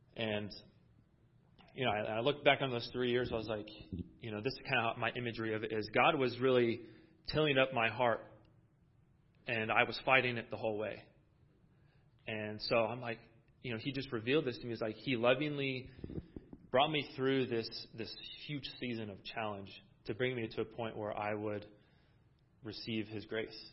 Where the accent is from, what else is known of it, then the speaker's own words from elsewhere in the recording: Iowa, United States; moved away as an adult; now in California, United States; I'm originally from Iowa. I'm not a California. Well, I, I guess I'm a California boy now